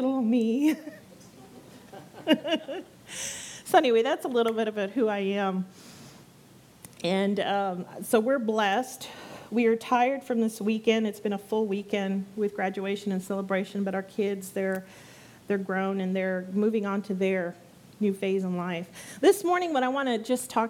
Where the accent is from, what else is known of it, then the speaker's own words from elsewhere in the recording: San Antonio, Texas, United States; moved away as an adult; now in Brazosport area, United States; I come from San Antonio. That's where I was born and raised